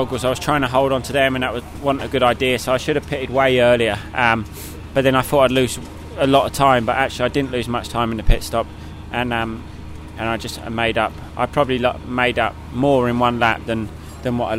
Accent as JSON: {"language": "English", "country": "United Kingdom", "said": "being British"}